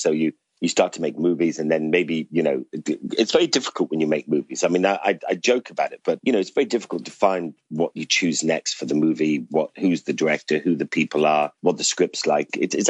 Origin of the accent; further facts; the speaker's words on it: Ireland; now in London, United Kingdom; I grew up in Ireland.